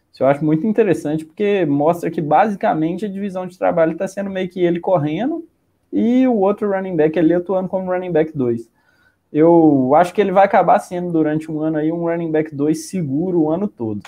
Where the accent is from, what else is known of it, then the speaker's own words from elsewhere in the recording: Minas Gerais, Brazil; eu sou mineiro, eu já falei trem, eu já falei trem aqui nessa live umas seis vezes